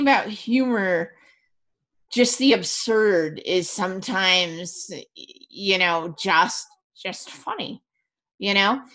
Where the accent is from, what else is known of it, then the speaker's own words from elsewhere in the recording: Vermont, United States; I grew up in Vermont